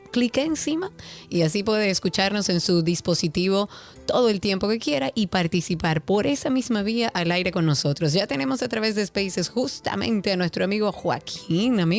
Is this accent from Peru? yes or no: no; Dominican Republic; hablar un poco de esa bebida que tanto nos identifica también como dominicanos.